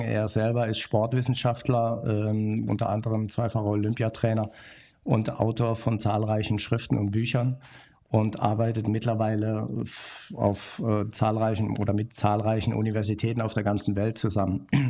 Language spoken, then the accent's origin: German; Bornheim, North Rhine-Westphalia, Germany; ich komme aus der Nähe von Köln Bornheim heißt